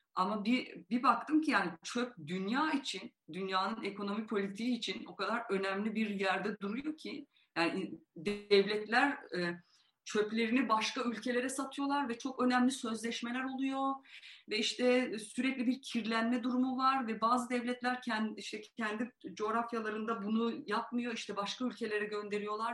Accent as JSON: {"language": "Turkish", "region": "Van", "country": "Turkey", "tie": "born or raised there", "moved": "yes", "said": "Yani doğuda büyüdüm, Van'da büyüdüm"}